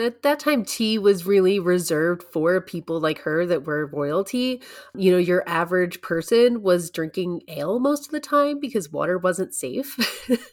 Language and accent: English; United States; as an American